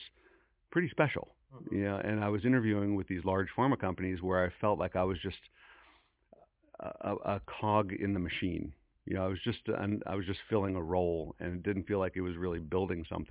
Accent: Hillsborough, New Jersey, United States; moved away as an adult; also born or lived in West Coast; now in Princeton, United States; growing up in Hillsboro, well, first of all, the large family, I'm the youngest of six.

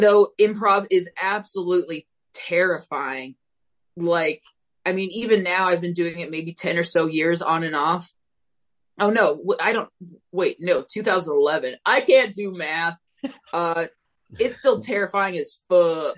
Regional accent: Phoenix, Arizona, United States; Born, raised, will probably be here for as long as my uh, my mental health and fears keep me confined to the state of Arizona

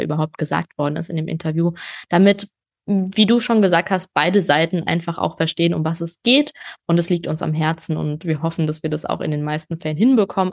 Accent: Germany; first language German; bei uns in Deutschland

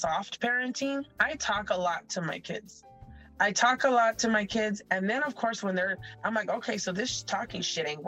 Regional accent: Tucson, Arizona, United States; we grew up in South Tucson in Barrio Libre

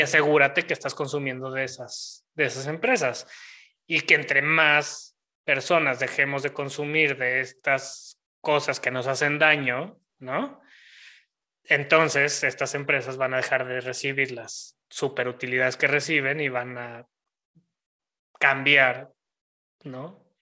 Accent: Mexico; en el México que vivimos hoy en día, como mexicanos

